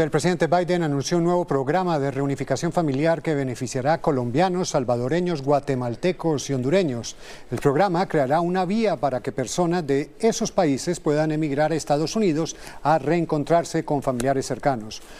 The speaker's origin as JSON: {"language": "Spanish", "country": "Chile", "said": "Bueno, nosotros venimos de Chile y allá no es, no es tan caluroso como, como acá."}